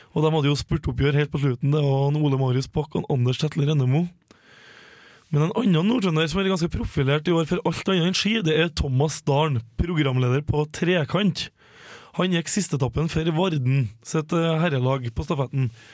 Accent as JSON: {"language": "Norwegian", "town": "Levanger", "region": "Trøndelag", "country": "Norway", "said": "vi er jo begge fra Levanger kommune, både jeg og Helene"}